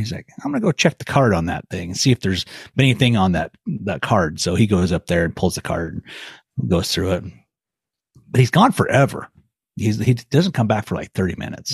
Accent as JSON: {"language": "English", "region": "Clearwater region of Idaho", "country": "United States", "tie": "born or raised there", "said": "the area where I grew up in the Clearwater region of Idaho"}